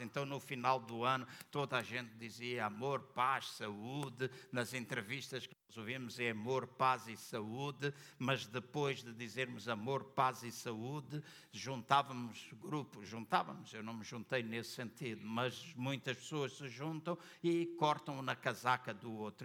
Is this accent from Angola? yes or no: yes; Angola; now in Portugal; Eu nasci em Angola